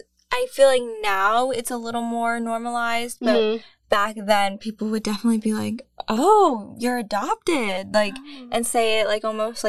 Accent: United States; also born or lived in Fujian, China; all I can remember is growing up in America.

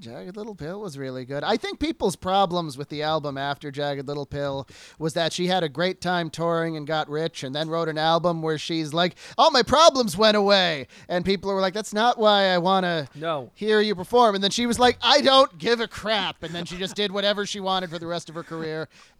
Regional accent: New York City, New York, United States; We're from New York City. We don't really know how cars work.

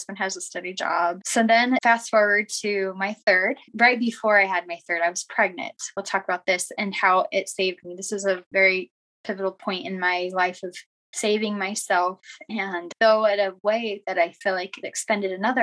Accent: Arizona, United States; now in Utah, United States; I was born and raised in Arizona

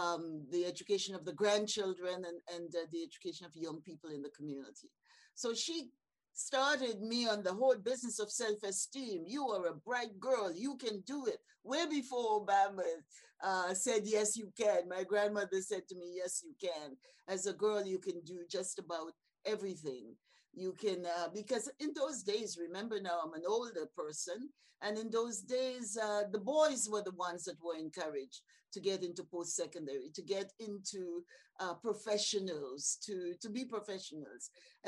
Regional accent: St. George's, Saint George, Grenada; I have to go back to my early years growing up in Happy Hill, St. George's, Grenada, among really great, strong community matriarchs

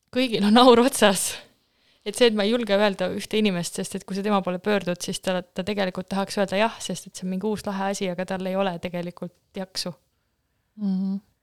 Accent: Jäneda, Lääne-Viru County, Estonia; born or raised there

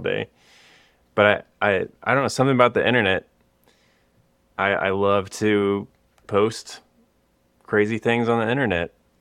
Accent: Austin, Texas, United States; I grew up in Austin, Texas, and then I went to school at Texas Tech

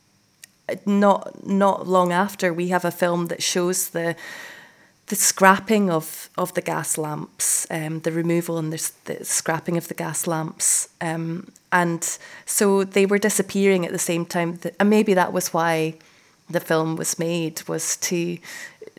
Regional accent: Edinburgh, Scotland, United Kingdom; also born or lived in Glasgow; I grew up in Edinburgh in the 1980s

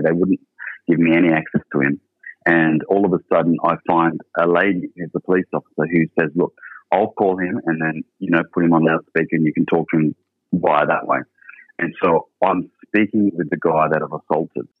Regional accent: Sydney, New South Wales, Australia; I grew up in Sydney and uh, initially lived in a place called King's Cross

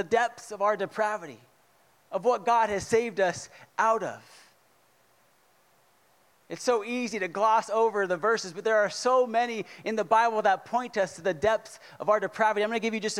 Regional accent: California, United States; moved away; I'm from California

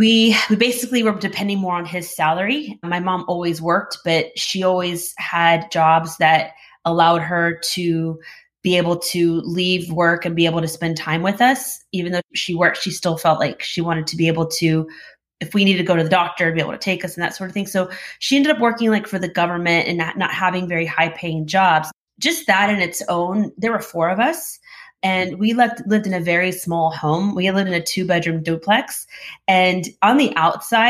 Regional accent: Houston, Texas, United States; I was born here in Houston.

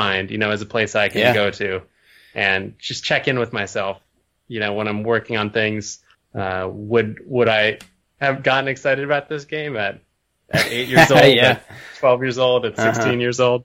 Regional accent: Burlington, Vermont, United States; also born or lived in Ohio; I was born in Ohio, but my parents split up when I was pretty young. And so when I was 5, I moved up to Burlington, Vermont, which is where I went to school, like all through public school.

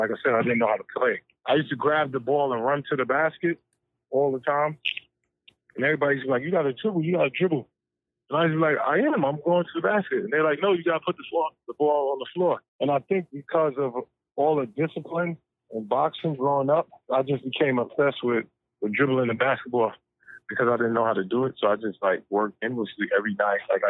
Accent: New York, United States; also born or lived in Brooklyn, New York / Harlem, New York; I was born in Brooklyn. I moved to Harlem when I was 10 years old.

